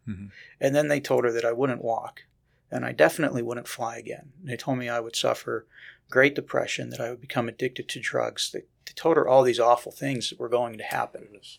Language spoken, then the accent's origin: English; Pennsylvania, United States; I grew up in Western Pennsylvania, so I know where you guys are located, so don't take that against me.